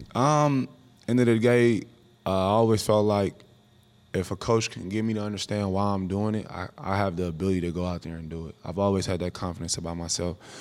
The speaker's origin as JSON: {"language": "English", "town": "Oakland", "region": "California", "country": "United States", "tie": "born or raised there", "said": "growing up in Oakland, California"}